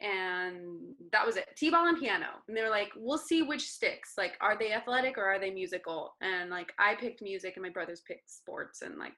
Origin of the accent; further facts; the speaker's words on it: Las Cruces, New Mexico, United States; now in Los Angeles, United States; Las Cruces, New Mexico.